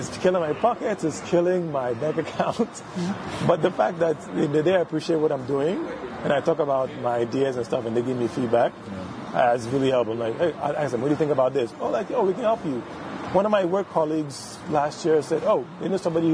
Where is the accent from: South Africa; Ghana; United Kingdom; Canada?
Ghana; the Ghanaian side